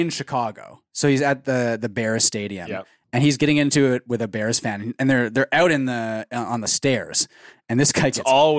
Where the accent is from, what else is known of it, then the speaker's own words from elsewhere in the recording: Canada; I'm speaking as like a Canadian